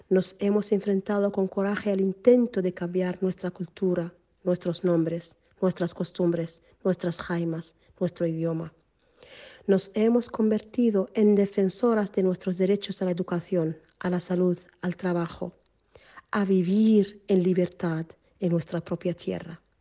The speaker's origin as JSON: {"language": "Spanish", "country": "Western Sahara", "said": "Es mi nombre saharaui. Me gustaría hablarles brevemente sobre la realidad que vive mi pueblo bajo la ocupación marroquí."}